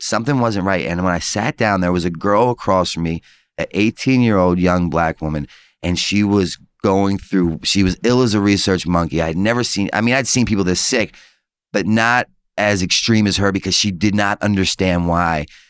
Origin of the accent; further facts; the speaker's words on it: Baltimore, Maryland, United States; moved away; also born or lived in Pennsylvania; I'm from Baltimore